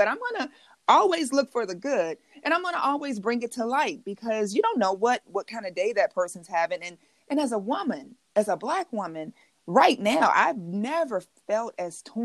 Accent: Chicago, Illinois, United States; I grew up in Inglewood, right, in Chicago

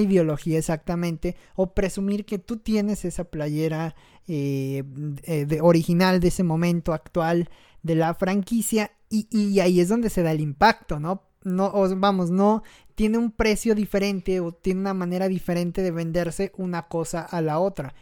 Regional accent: Mexico; un gran error que cometemos como mexicanos

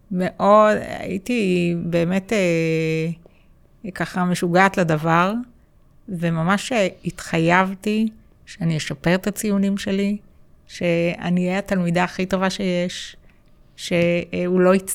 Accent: Holon, Tel Aviv District, Israel; אמ, גדלתי בשכונת נווה רמז, כמו שאמרתם.

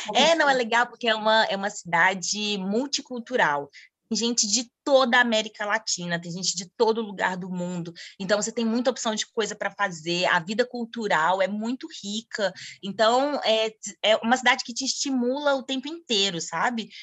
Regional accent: Brasília, Federal District, Brazil; moved away as an adult; also born or lived in Argentina; now in Thailand; eu sou de Brasília

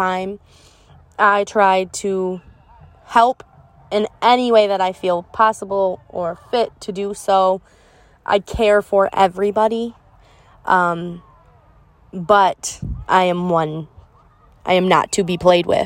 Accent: Michigan, United States; I'm from Michigan

